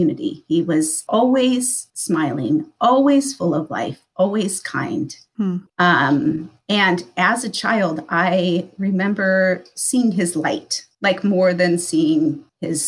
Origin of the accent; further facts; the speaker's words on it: Midwest, United States; I grew up in a very small town in the Midwest